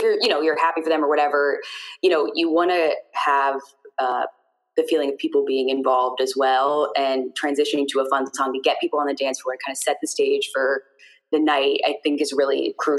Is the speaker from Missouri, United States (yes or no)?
yes; St. Louis, Missouri, United States; moved away as an adult; now in Boston, United States; I moved from St. Louis to Boston, I guess like 6 years ago.